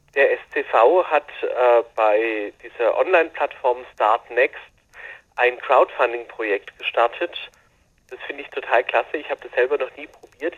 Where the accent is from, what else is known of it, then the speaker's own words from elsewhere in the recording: Baden-Württemberg, Germany; hier bei uns in Württemberg